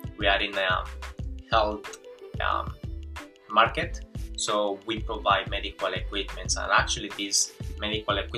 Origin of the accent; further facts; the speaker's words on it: Colombia; English is a second language; moved away as an adult; also born or lived in Venezuela; now in New Zealand; I'm Colombian. Well, actually I was born in Venezuela, but I grew up in Colombia